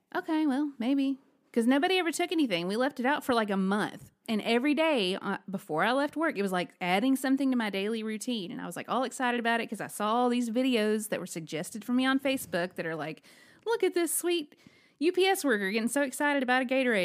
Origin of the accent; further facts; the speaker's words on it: Alabama, United States; I am from Alabama.